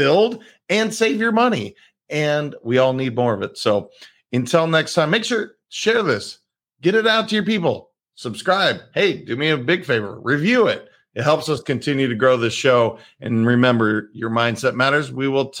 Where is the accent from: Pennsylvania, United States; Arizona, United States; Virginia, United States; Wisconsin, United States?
Wisconsin, United States; Being that I was born in Wisconsin